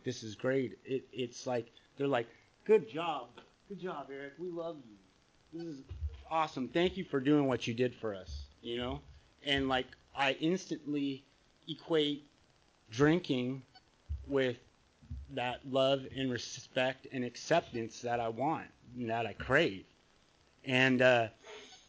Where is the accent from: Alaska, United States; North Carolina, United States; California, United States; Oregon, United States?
California, United States; Bay Area; also born or lived in Santa Cruz, California; now in San Clemente, United States; I grew up in the Bay Area